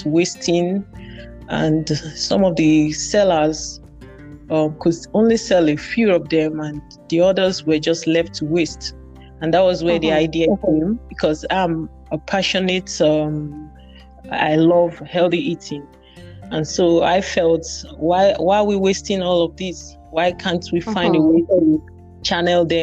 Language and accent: English; Benue, Nigeria; I'm from Benue State, Nigeria